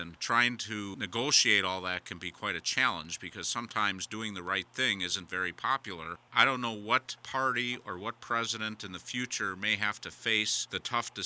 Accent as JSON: {"language": "English", "region": "Wisconsin", "country": "United States", "said": "I'm from Wisconsin. There was a lot of upheaval here"}